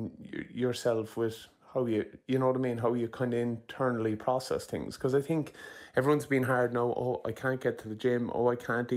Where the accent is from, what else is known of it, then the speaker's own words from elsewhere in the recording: Ireland; There's something brilliant about being Irish